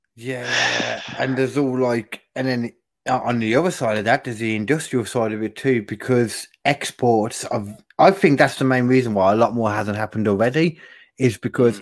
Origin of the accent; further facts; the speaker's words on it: United Kingdom; I'm a British person